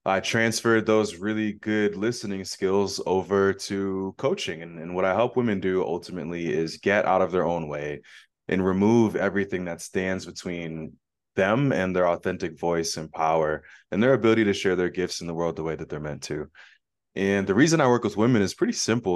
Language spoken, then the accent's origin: English; Phoenix, Arizona, United States; I'm from Phoenix, Arizona